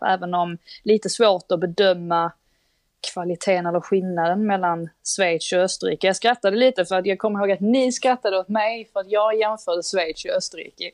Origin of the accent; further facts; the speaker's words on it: Sweden; Vi är trots allt svenskar